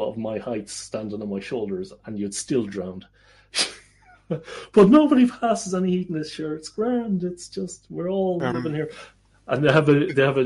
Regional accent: Ireland; moved away as an adult; now in Netherlands; I am Irish. But I'm also Dutch

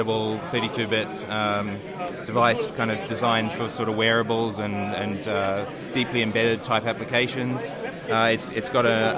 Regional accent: United Kingdom; I'm from the UK

